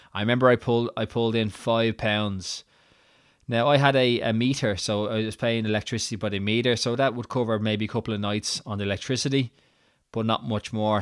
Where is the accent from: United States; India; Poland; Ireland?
Ireland; accent: Irish; moved away as an adult; also born or lived in Edinburgh, Scotland; I moved to Edinburgh in Scotland from Ireland